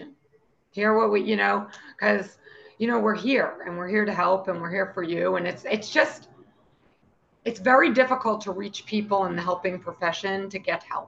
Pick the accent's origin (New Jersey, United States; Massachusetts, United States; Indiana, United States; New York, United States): Massachusetts, United States; Boston; And I'm from Boston